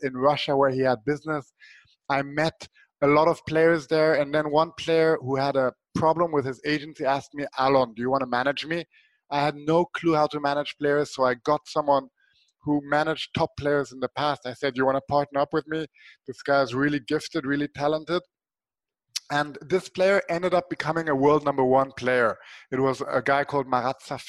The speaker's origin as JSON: {"language": "English", "country": "Switzerland", "tie": "born or raised there", "said": "when I was a small kid, I grew up in Switzerland"}